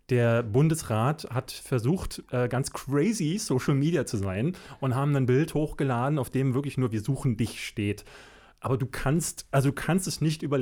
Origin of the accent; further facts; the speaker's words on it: Berlin, Germany; ich bin in Berlin-Marzahn groß geworden. Berlin-Marzahn ist in der Zeit, also in den 80er Jahren, Anfang der 80er, ich bin ja 81 geboren, gerade erst gebaut worden.